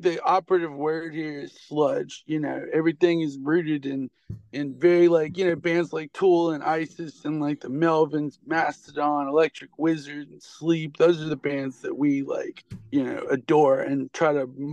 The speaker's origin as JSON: {"language": "English", "region": "North Louisiana", "country": "United States", "moved": "yes", "lives_now": "Little Rock, United States", "said": "Technically, I'm from Louisiana"}